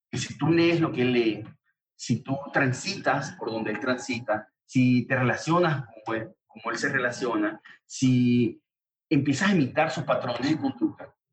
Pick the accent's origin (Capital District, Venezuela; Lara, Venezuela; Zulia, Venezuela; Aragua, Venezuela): Lara, Venezuela; Barquisimeto; moved away as an adult; now in United States; Vengo de, de Venezuela, de Barquisimeto específicamente